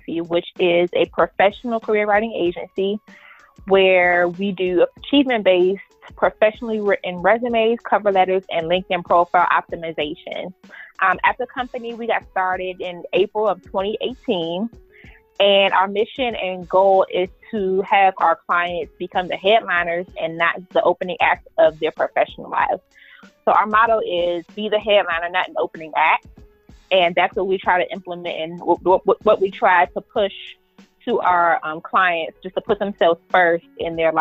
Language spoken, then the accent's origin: English; Prince George's County, Maryland, United States; moved away as an adult; now in Delaware, United States; I'm from Prince George's County, Maryland, which is a suburb right outside of Washington, D.C.